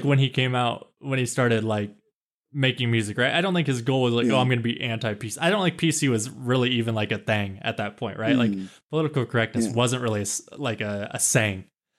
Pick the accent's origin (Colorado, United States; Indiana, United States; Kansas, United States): Kansas, United States; I'm from Kansas, and some people don't even consider Kansas the Midwest.